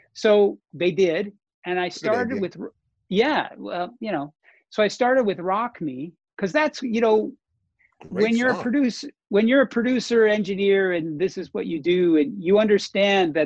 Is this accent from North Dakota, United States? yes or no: yes; North Dakota, United States; moved away; North Dakota, my hometown